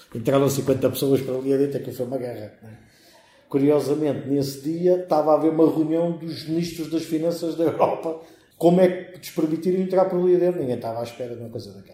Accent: Alhandra, Lisbon, Portugal; a minha terra também está na calha

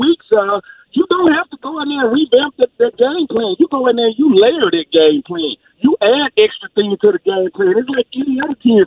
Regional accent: Mississippi, United States; growing up in Mississippi

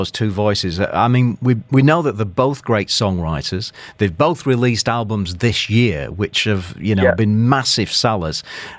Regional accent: Manchester, North West England, United Kingdom; now in Dubai, United Arab Emirates; it's two Mancunians. I'm from Manchester as well.

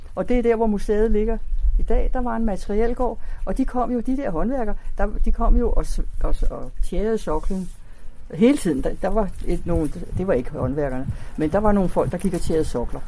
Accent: Copenhagen, Capital Region of Denmark, Denmark; fra dengang, jeg var lille. Der boede vi i dels i Delfingade, tre forskellige steder

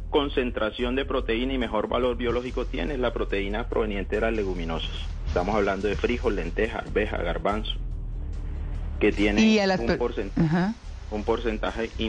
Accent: Cartagena, Bolívar, Colombia; moved away as an adult; also born or lived in Barranquilla; now in Cali, Colombia; Yo estoy en Cali. Yo soy cartagenero.

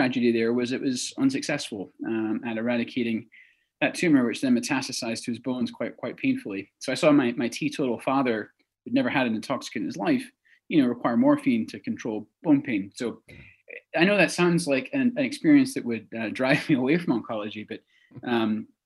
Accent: Texas, United States; also born or lived in Edinburgh, Scotland; moved to Texas at a young age

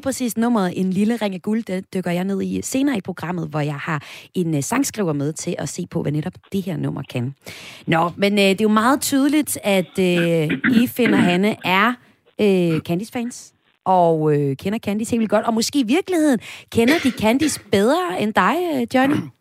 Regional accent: Vesthimmerland Municipality, North Denmark Region, Denmark; min hjemstavn, hjemstavn fra Vesthimmerlands Kommune, hvor jeg kommer fra

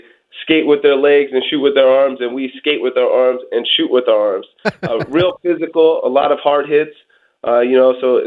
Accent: Portland, Oregon, United States; I'm originally from Portland, Oregon.

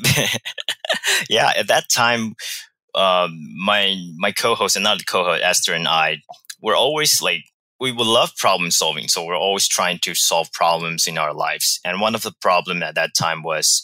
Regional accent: Taiwan; moved away as an adult; also born or lived in Barcelona, Spain / Vancouver, Canada; now in Toronto, Canada; I was born and raised in Taiwan.

